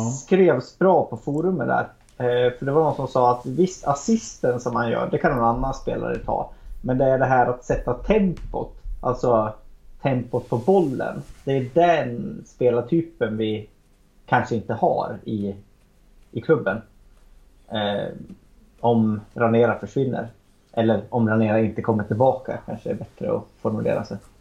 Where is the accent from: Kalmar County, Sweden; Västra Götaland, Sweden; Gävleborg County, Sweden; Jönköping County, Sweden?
Gävleborg County, Sweden; Arbrå; now in Gävle, Sweden; Vi, vi är ju från samma ställe jag och Magnus. Eh, eller Mini som han kallas. Eh, vi är från Arbro bägge två